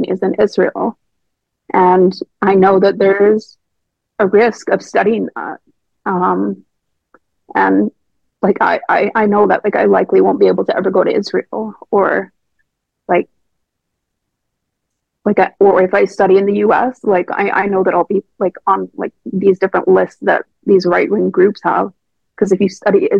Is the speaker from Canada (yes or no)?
yes; Canada; moved away as an adult; now in Oxford, United Kingdom; my hometown